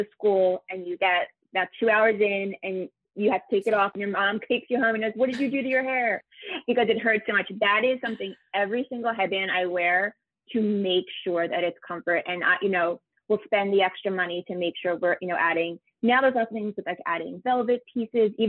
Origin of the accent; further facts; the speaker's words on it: Philadelphia, Pennsylvania, United States; I'm from Philadelphia